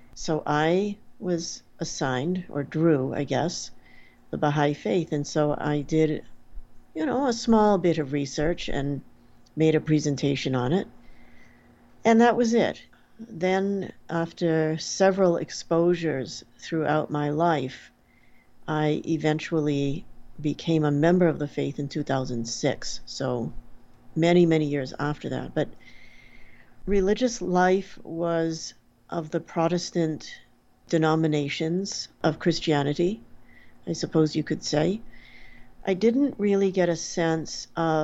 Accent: Portsmouth, New Hampshire, United States; I grew up in Portsmouth, New Hampshire.

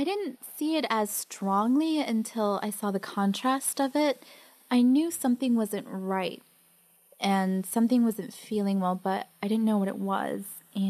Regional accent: Mexico; born there; I was born in Mexico, but I'm really from Spain, because it was Europe, you know, Spain's better.

